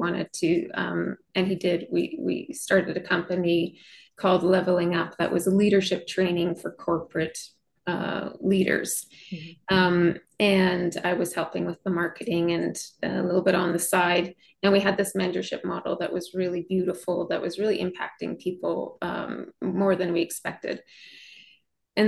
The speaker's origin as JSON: {"language": "English", "region": "Western Canada", "country": "Canada", "said": "I'm from Western Canada."}